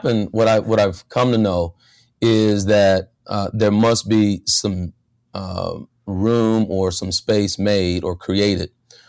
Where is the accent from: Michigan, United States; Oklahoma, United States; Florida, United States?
Oklahoma, United States; Idabel; also born or lived in Tulsa, Oklahoma; growing up in Idabel